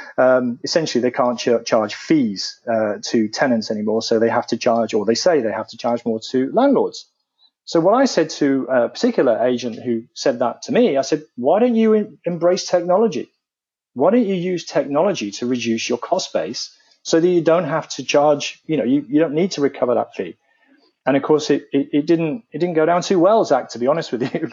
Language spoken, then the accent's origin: English; United Kingdom; accent: British; my accent being British